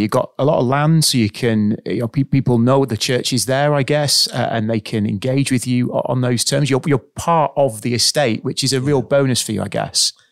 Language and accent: English; Sunderland, North East England, United Kingdom; born there; accent: Northeast; I was born in Sunderland and sometimes uh, I, I, sneak back into it.